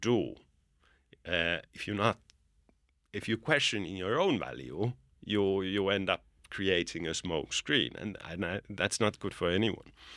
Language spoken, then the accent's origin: English; Finland; now in Bulgaria; I'm from Finland, but I don't call it home anymore. It's a place where I go, go visit. It's my birth country, but Bulgaria is really my home.